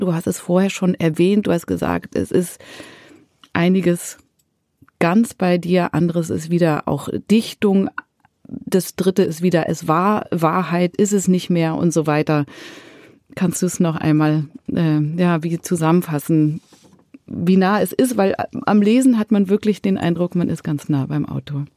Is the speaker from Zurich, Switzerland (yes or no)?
yes; Zurich, Switzerland; in Zürich, in meiner Heimatstadt